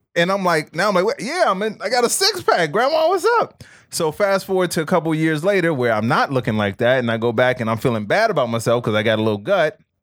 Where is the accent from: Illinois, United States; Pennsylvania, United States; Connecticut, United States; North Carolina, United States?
Illinois, United States; Chicago; moved away; growing up in Chicago.